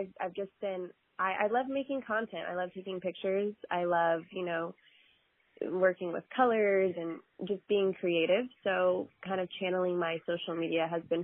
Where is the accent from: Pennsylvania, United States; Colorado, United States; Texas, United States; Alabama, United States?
Texas, United States; I am Texas born and raised